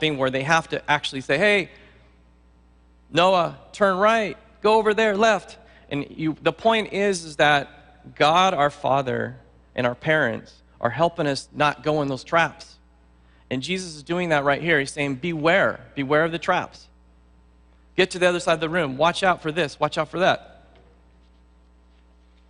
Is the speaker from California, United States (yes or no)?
yes; San Luis Obispo, California, United States; moved away as an adult; also born or lived in Hayward, California; I'm from San Luis Obispo on the Central Coast